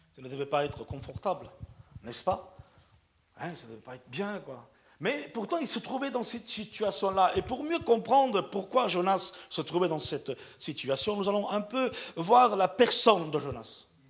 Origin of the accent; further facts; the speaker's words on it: Perpignan, Occitania, France; moved away; Je suis un Catalan de Perpignan. Ok? Je suis Catalan de Perpignan. Communauté gitane